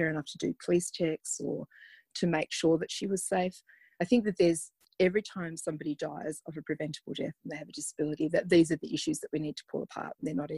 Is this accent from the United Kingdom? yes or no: no; Zimbabwe; Yeah, I think it did. I think I was deported to Zimbabwe by my parents for being naughty